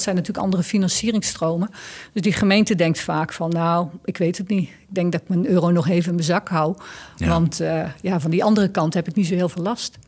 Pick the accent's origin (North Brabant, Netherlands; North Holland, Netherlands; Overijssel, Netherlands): North Brabant, Netherlands; Ik kom uit Brabant